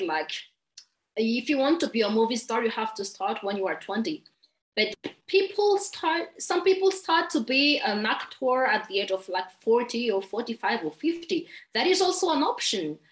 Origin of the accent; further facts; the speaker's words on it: Madagascar; English is a second language; I'm from Madagascar